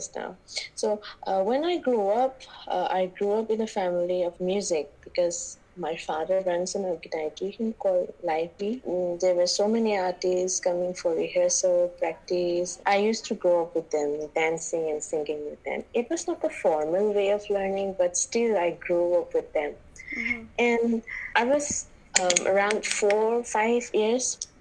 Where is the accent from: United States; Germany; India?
India; Manipur; I'm from Manipur, and I'm right now I'm at the home because I cannot go out anywhere this year. I brought up here and I started everything from here, my motherland, Manipur.